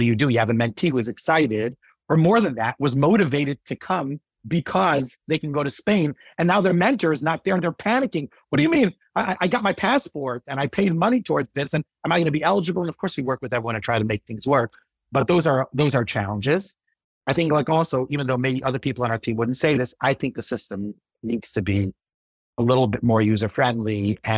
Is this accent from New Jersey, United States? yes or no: yes; East Brunswick, New Jersey, United States; So, you know, growing up in East Brunswick, I did grow up a lot there, but like being around in East Brunswick, I had the opportunity to meet a lot of great people.